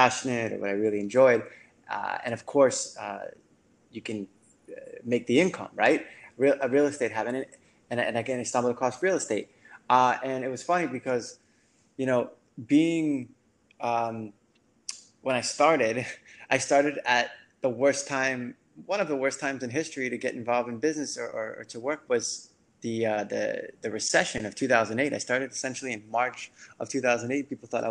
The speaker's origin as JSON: {"language": "English", "town": "New York City", "region": "New York", "country": "United States", "moved": "as an adult", "lives_now": "Miami, United States", "said": "I'm from New York City. And I came down to Miami"}